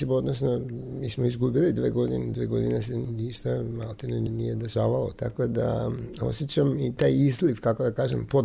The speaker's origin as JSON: {"language": "Croatian", "country": "North Macedonia", "said": "isto i kod nas u Makedoniji"}